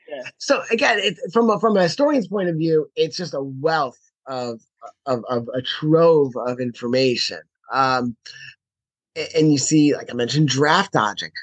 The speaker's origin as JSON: {"language": "English", "town": "Baltimore", "region": "Maryland", "country": "United States", "tie": "born or raised there", "said": "growing up in Baltimore"}